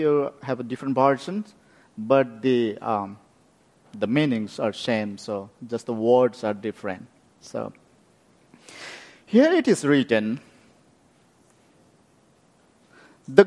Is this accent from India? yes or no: yes; West Bengal, India; moved away; also born or lived in Bhutan / Nepal; I born in Bhutan, and very much I grew up in India